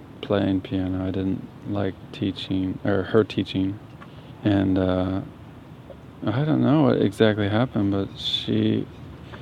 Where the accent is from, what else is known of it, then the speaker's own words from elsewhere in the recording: Santa Cruz, California, United States; I grew up in Santa Cruz, California, about 4 blocks from the beach